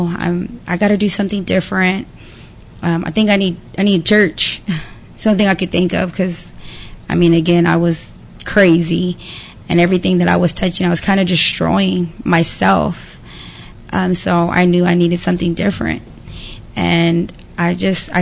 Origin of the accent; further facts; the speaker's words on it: Pleasant Grove, Texas, United States; I'm from Pleasant Grove.